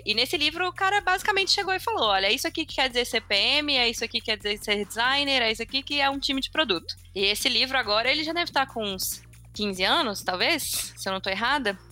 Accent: Belo Horizonte, Minas Gerais, Brazil; sou de BH também.

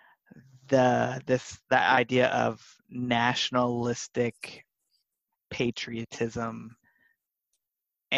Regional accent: Cincinnati, Ohio, United States; I grew up in Cincinnati, Ohio, and marching band in Cincinnati

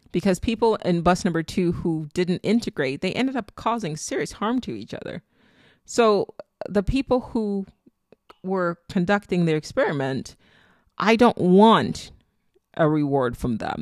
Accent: Nigeria; accent: Nigerian; I was born and raised in Nigeria

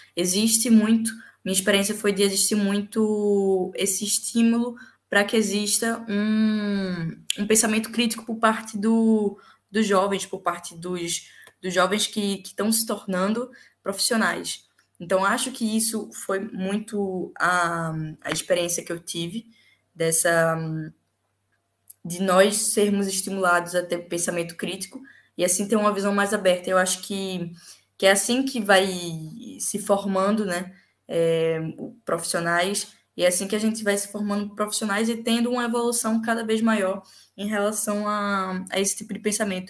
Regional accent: Pernambuco, Brazil; now in Portugal; depois meu pai foi para Pernambuco e eu nasci em Pernambuco

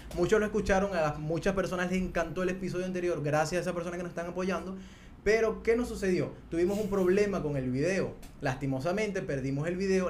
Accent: Venezuela; nosotros somos venezolanos

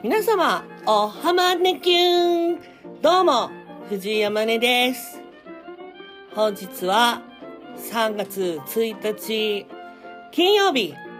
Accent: Saitama, Japan; also born or lived in Belgium; ベルギー生まれ、埼玉育ち

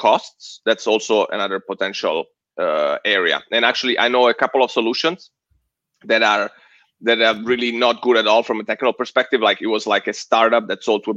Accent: Southern Italy, Italy; now in United States; I'm Italian. I'm super direct. I'm from Southern Italy

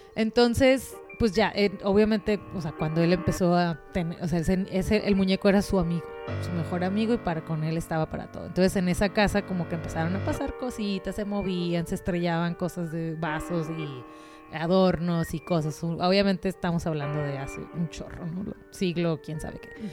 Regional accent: Mexico; de México

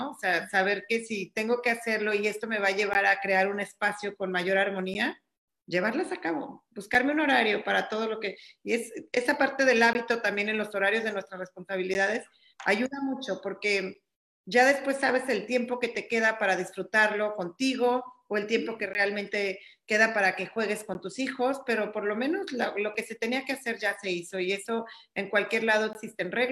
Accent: Mexico City, Mexico; now in Cancún, Mexico; Yo ya estoy aquí en Cancún, estoy ahorita dando terapias vía Zoom eh, mi teléfono es el 55 75 eh, vengo de la Ciudad de México, pero bueno, ya estoy establecida aquí en Cancún

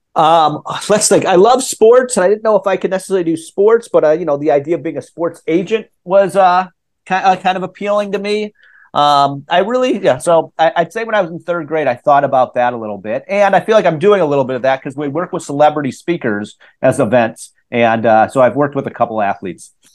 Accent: Minneapolis, Minnesota, United States; I grew up in in Minnesota, Minneapolis.

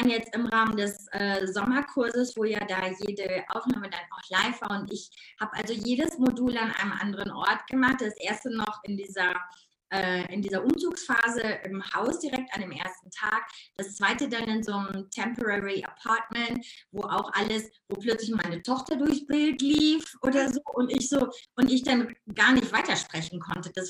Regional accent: North Rhine-Westphalia, Germany; accent: Ruhrpott dialect; Ich komme aus dem Ruhrpott. Also man hört meinen Dialekt manchmal immer noch und das ist auch gar nicht schlimm.

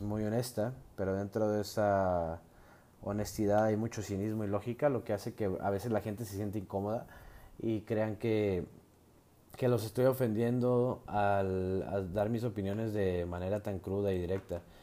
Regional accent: Mexico; soy mexicano de nacimiento

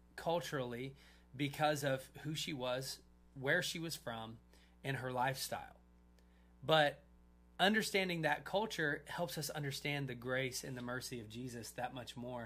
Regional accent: United States

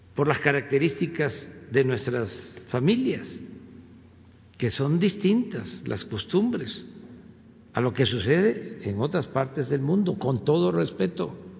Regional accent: Mexico; lo que somos los mexicanos

